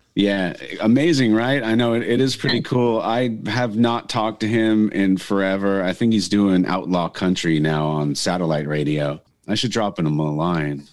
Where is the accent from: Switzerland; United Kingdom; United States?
United States; Northridge, California; also born or lived in San Diego; now in Carlsbad, United States; my hometown of Northridge.